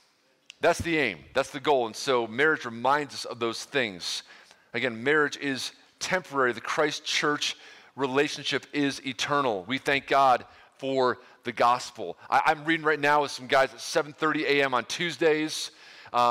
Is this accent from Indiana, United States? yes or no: no; Ohio, United States; I hail from Ohio a long time ago today, and here we are now.